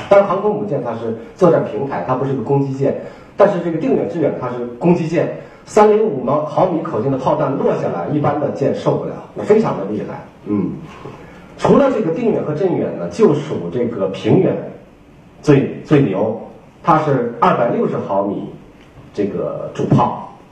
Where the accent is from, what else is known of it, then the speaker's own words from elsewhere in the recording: China; 但是我们中国人对日本一百二十年以后